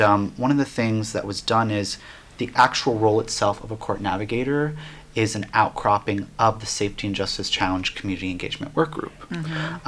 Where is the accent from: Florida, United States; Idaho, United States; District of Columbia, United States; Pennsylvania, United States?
Florida, United States; Miami; now in Asheville, United States; I'm coming from Miami, Florida. I'm Cuban American